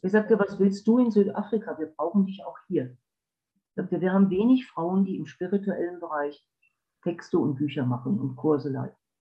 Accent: Wiesbaden, Hesse, Germany; moved away; also born or lived in Black Forest; Ich bin in Wiesbaden aufgewachsen

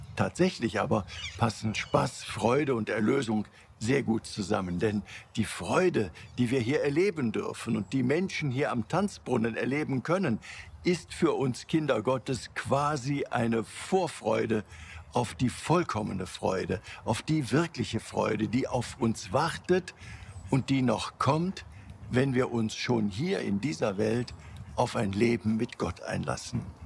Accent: Cologne, North Rhine-Westphalia, Germany; meine Heimatstadt Köln.

